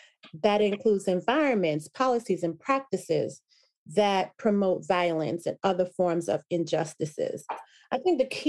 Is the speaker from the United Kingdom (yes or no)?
no; Jamaica; moved away; I was a proud immigrant from Jamaica, right? And so that's one of the things that I remember from growing up as a child in Jamaica